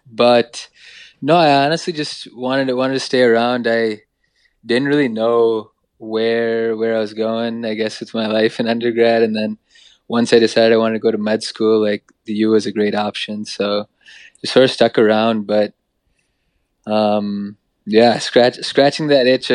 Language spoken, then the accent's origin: English; Eden Prairie, Minnesota, United States; moved away as an adult; also born or lived in Hyderabad, India / Ohio; now in California, United States; At the start of third grade. Eden Prairie, grew up there.